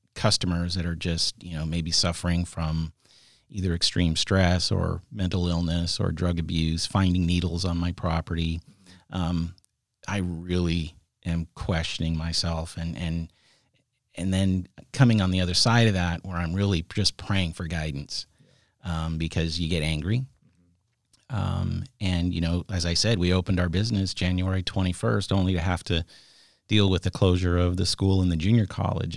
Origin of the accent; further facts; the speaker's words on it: San Jose, California, United States; moved away as an adult; now in Sonoma County, United States; grew up in the South Bay, in San Jose